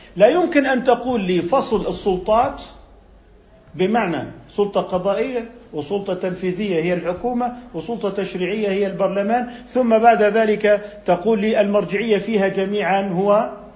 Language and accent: Arabic; Jordan; عندنا في الأردن